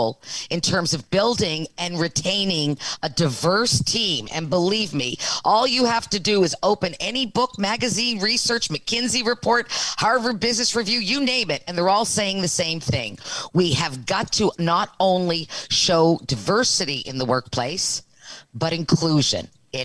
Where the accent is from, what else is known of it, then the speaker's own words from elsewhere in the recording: the Maritimes, Canada; I'm from the Maritimes